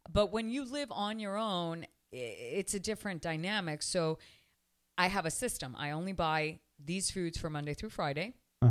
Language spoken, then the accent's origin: English; Canada; moved away as an adult; also born or lived in Elizabeth, New Jersey; now in Miami, United States; I was born in Elizabeth, New Jersey. My parents are Cuban. I was raised in Canada, and I almost married a Jewish man. I have been living in Miami, Florida for close to 25 years.